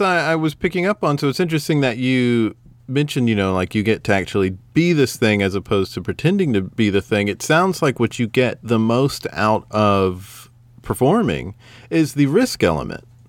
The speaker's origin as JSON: {"language": "English", "region": "the South", "country": "United States", "said": "I'm not only just as American, I'm from the South"}